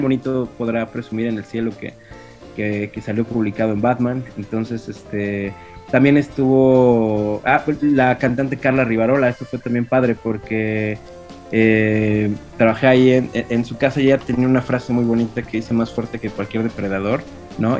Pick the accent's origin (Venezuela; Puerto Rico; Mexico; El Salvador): Mexico; Mexico City; yo soy chilango